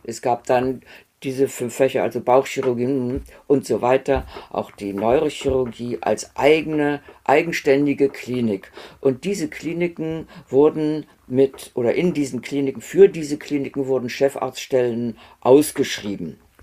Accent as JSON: {"language": "German", "town": "Göttingen", "region": "Lower Saxony", "country": "Germany", "tie": "born or raised there", "also_born_or_lived": "Erfurt", "moved": "as an adult", "said": "ich bin in Göttingen aufgewachsen"}